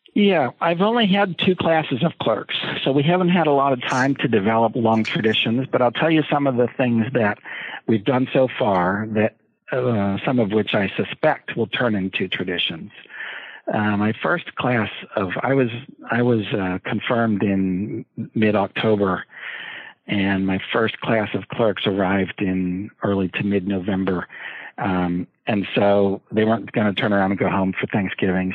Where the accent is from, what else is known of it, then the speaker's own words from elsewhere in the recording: Hershey, Pennsylvania, United States; I grew up in Hershey, Pennsylvania